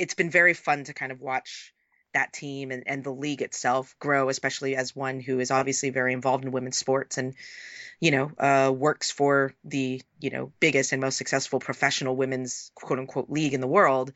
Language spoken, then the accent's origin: English; San Francisco, California, United States; also born or lived in Oakland; my hometown is San Francisco/Oakland, the Bay Area